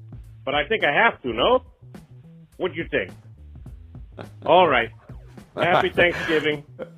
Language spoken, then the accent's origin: English; Ireland; now in Scranton, United States; I'm thankful I'm Irish